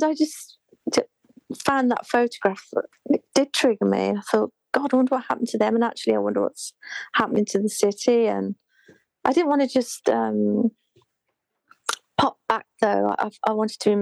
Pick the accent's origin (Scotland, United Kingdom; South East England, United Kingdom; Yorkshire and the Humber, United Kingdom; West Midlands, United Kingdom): West Midlands, United Kingdom; Birmingham; moved away as an adult; also born or lived in London; I say Birmingham